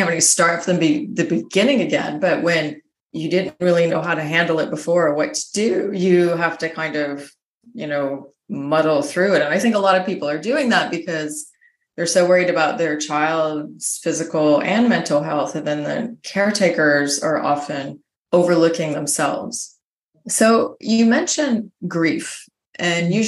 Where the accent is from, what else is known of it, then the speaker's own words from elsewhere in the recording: United States; moved away; my home country, the United States